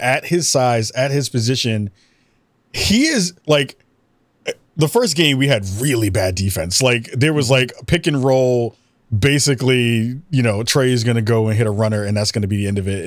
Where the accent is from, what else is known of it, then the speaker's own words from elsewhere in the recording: New York, United States; I, as a New Yorker